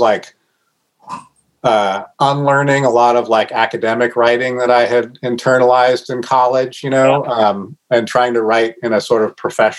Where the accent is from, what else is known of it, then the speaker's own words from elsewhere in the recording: Northwest, Pacific Northwest, United States; I grew up here